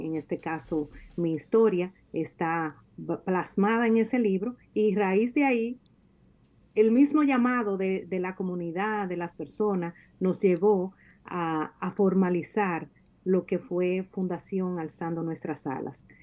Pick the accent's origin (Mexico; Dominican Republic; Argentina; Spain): Dominican Republic; moved away as an adult; now in United States; tengo seis años que salí de mi país Salí físicamente, pero ciertamente mi corazón, mi alma pertenecen a, mi tierra y de alguna manera nosotros como dominicanos que estamos en el exterior